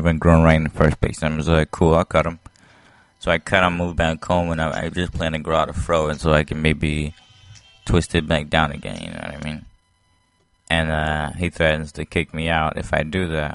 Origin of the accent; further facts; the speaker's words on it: Haiti; moved away; I was born in Haiti